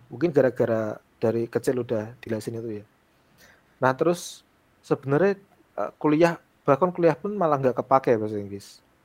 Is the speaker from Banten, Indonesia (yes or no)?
no; Pati, Central Java, Indonesia; di desaku, aku a, aslinya Pati di Jawa Tengah